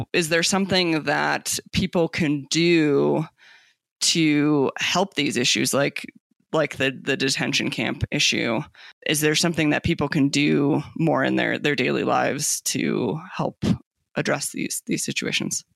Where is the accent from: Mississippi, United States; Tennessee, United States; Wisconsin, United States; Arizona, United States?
Arizona, United States; Tucson; moved away; I grew up in Tucson, Arizona, so right again, also along the U.S. Mexico border